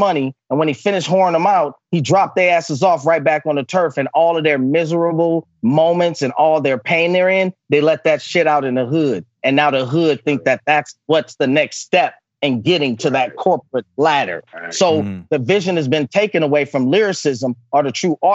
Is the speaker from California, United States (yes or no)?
yes; Oakland, California, United States; I'm a product of that growing up in East Oakland, California